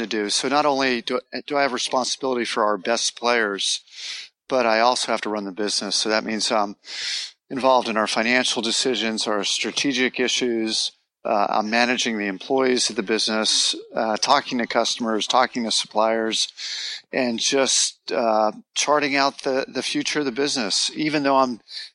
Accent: Los Angeles, California, United States; moved away as an adult; now in Southlake, United States; I'm from Los Angeles originally

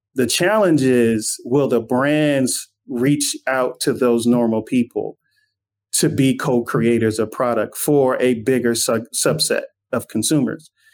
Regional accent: Inglewood, California, United States; when I was growing up in Inglewood

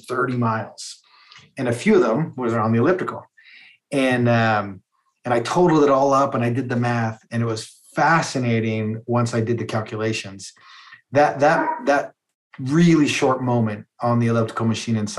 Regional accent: Calgary, Alberta, Canada; I grew up in Calgary, Alberta

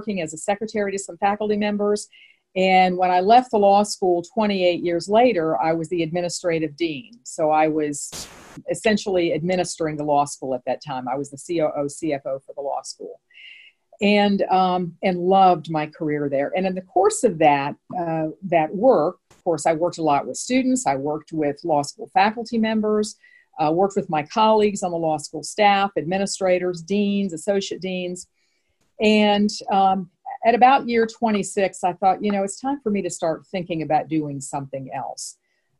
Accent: Northeastern Ohio, United States; moved away as an adult; also born or lived in Atlanta; So I grew up in the Midwest, grew up in Northeastern Ohio

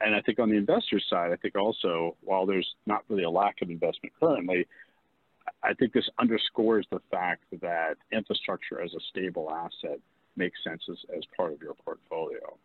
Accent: Bethesda, Maryland, United States; now in Virginia, United States; I grew up in Bethesda, Maryland

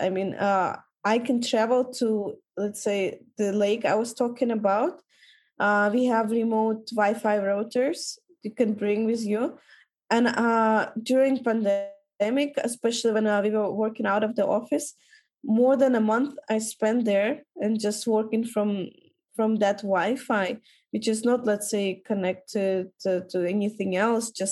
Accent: Kyrgyzstan; our country is quite cheap to travel

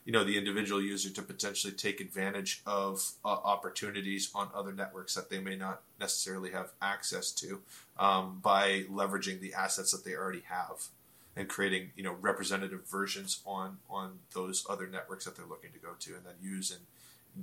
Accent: Ontario, Canada; I'm from Ontario, Canada

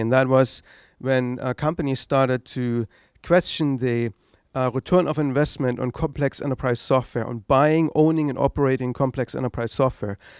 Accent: East Germany, Germany; English is a second language; moved away as an adult; I grew up in East Germany

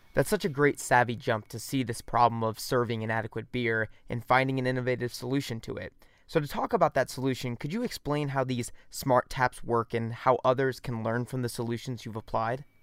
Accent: Missouri, United States; I'm from Missouri

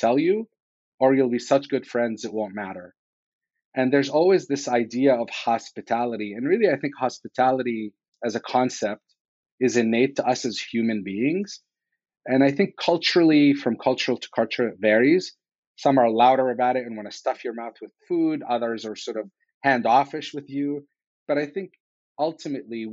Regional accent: Damascus, Damascus Governorate, Syria; moved away as an adult; now in United States; I was born in the Middle East in Damascus, Syria

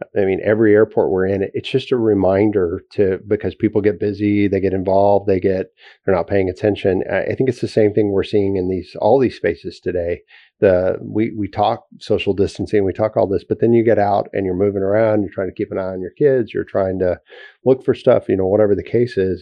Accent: Texas, United States; as a Texan

